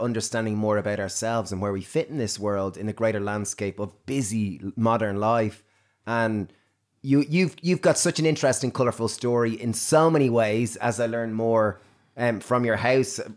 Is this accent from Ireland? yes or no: yes; Ireland; Irish, growing up in Ireland